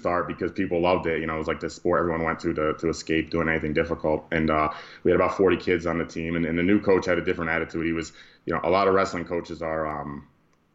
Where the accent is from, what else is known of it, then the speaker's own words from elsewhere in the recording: Amsterdam, New York, United States; I'm from a small town upstate New York called Amsterdam